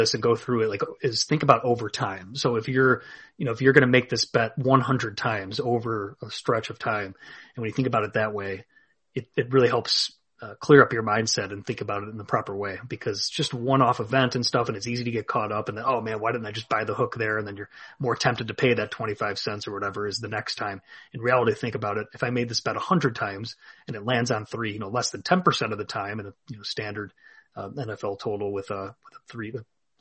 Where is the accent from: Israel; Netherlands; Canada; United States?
United States; Illinois; here in my home state of Illinois